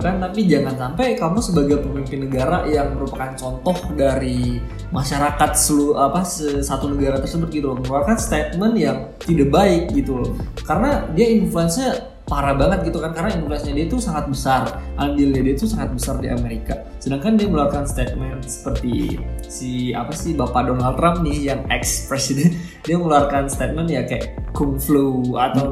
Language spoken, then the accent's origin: Indonesian; Indonesia